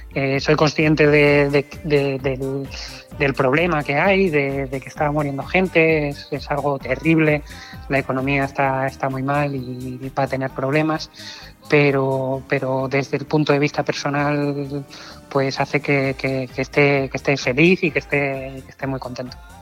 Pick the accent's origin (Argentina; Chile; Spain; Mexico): Spain; Oviedo, Asturias; moved away as an adult; now in Canary Islands, Spain; yo nací en Oviedo en el 84